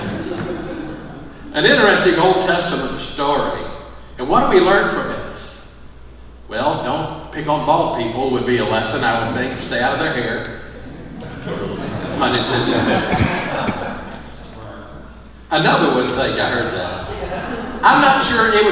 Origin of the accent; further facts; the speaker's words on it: Mississippi, United States; moved away as an adult; now in Indiana, United States; I vividly remember in Mississippi being with my father and a black man named Ray Yarbrough